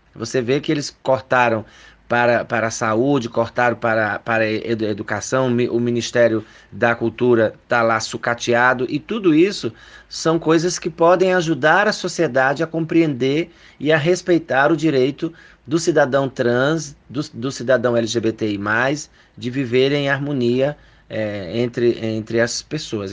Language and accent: Portuguese; Paraíba, Brazil; now in São Paulo, Brazil; eu sou paraibana, mas moro aqui em São Paulo há 14 anos